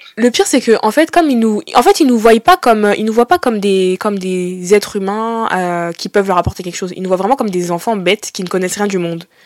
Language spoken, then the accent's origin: French; Brittany, France; 21 ans et je viens de Bretagne.